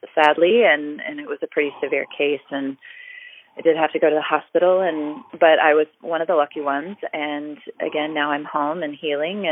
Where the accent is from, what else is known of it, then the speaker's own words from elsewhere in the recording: Orlando, Florida, United States; I grew up in Orlando, which is an area that has a huge convention market